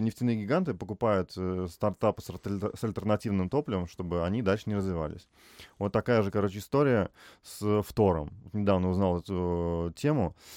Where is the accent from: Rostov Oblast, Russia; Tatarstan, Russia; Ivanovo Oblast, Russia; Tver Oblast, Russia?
Tver Oblast, Russia; Tver; moved away as an adult; now in Moscow, Russia; я там в Твери в два вуза поступил